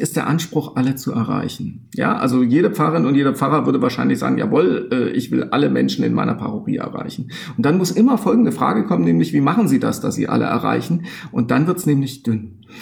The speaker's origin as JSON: {"language": "German", "region": "eastern Germany", "country": "Germany", "said": "im Osten, wo ich herkomme"}